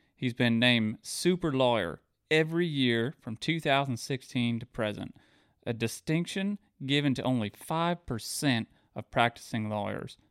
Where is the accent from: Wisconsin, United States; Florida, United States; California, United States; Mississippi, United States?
Florida, United States; Mount Dora; we grew up in Mount Dora